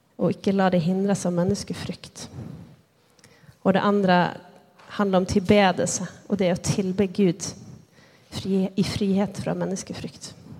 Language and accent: Swedish; Lycksele, Västerbotten County, Sweden; moved away as an adult; now in Bergen, Norway; jag är född och uppväxt i Sverige, i Nordsverige, närmare bestämt Lycksele